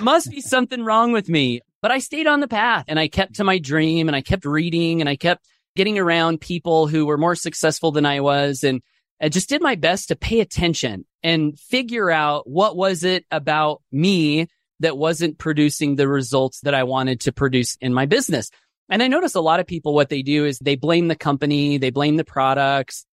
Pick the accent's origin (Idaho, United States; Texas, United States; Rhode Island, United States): Idaho, United States; Southeast; I grew up here in Southeast Idaho, single parent family